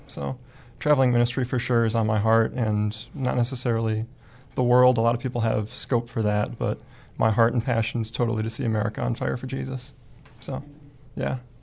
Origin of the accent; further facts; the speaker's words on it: Wisconsin, United States; moved away as an adult; now in Oklahoma, United States; I'm from Mays Manor, Wisconsin. Just a little small town up there